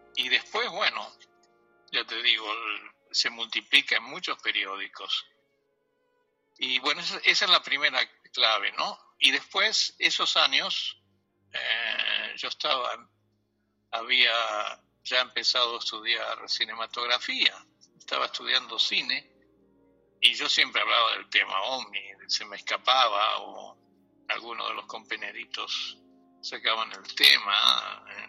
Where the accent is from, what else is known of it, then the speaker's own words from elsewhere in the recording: Argentina; moved away; soy un argentino que hace muchos años dejó Argentina